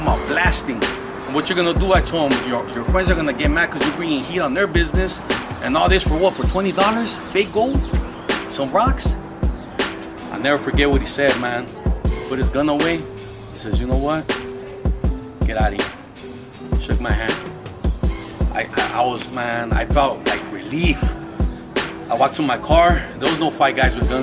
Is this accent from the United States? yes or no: yes; Los Angeles, California, United States; I grew up with blacks in Aliso.